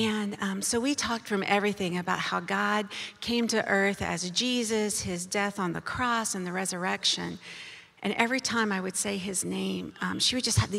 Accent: United States; I was born in America to a Christian family

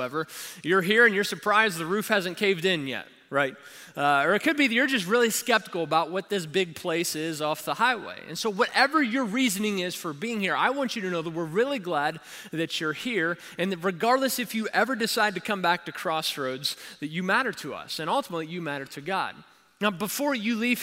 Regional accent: Kentucky, United States; I am from Kentucky

